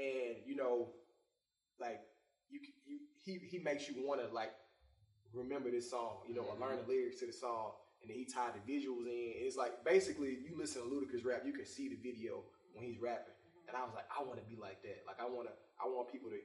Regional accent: Jackson, Mississippi, United States; I'm from Mississippi, Jackson, Mississippi

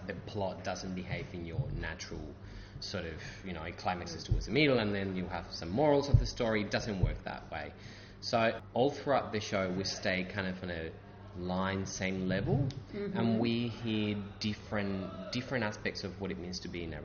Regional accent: Spain; now in Sydney, Australia; Growing up in Spain

